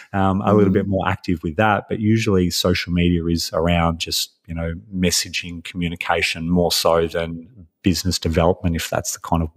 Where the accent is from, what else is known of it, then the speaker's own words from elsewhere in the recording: Australia; You know, I'm Australian. I've always lived in Australia. I've moved around a lot.